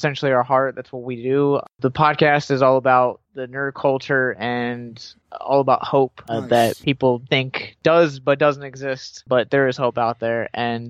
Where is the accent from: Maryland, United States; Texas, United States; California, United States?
Maryland, United States; Baltimore; So I grew up in Baltimore, and my family, my mom's side of the family, is in Hanover, Pennsylvania